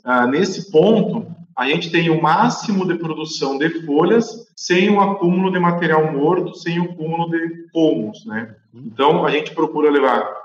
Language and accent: Portuguese; Guaíba, Rio Grande do Sul, Brazil; also born or lived in São Bernardo do Campo / Pelotas; quando eu tinha 40 dias de vida, meu pai e minha mãe voltaram a morar no Rio Grande do Sul, né, na cidade de Guaíba